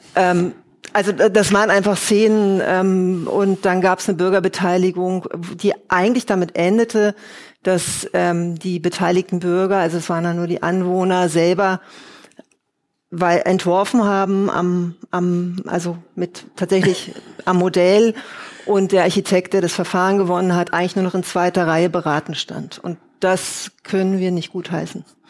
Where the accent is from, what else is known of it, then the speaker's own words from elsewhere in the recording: Berlin, Germany; Ich bin Berlinerin